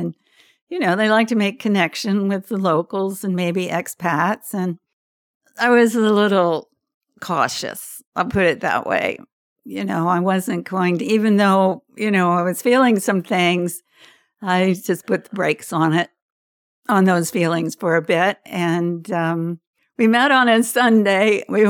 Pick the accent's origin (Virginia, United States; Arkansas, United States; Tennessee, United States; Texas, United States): Virginia, United States; Norfolk; born there; I was born in Norfolk, Virginia, in a hospital there. I was the third of seven children.